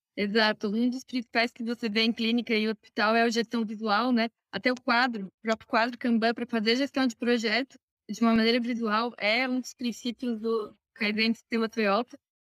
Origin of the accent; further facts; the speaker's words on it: Criciúma, Santa Catarina, Brazil; also born or lived in Florianópolis; sou de Santa Catarina, Criciúma